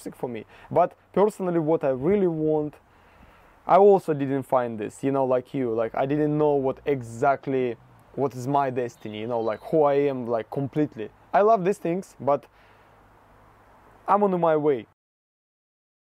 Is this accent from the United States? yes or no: no; Russia; English is a second language; moved away; I'm from Russia